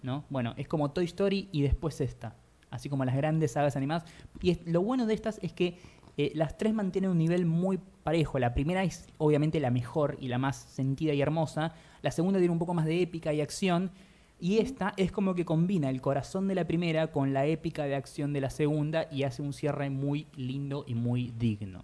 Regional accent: Buenos Aires Province, Argentina; Yo nací en la provincia de Buenos Aires, por fuera de la ciudad

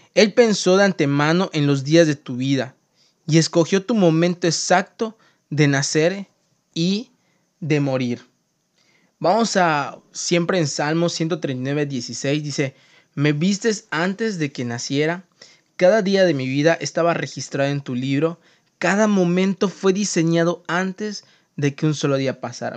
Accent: Mexico; also born or lived in Mérida, Yucatán; yo soy mexicano y vivo en Yucatán, en Mérida

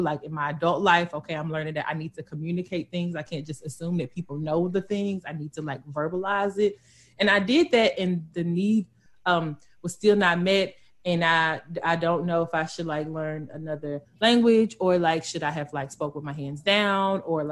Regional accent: West Tennessee, United States; I'm from Tennessee. Period. I'm from West 10

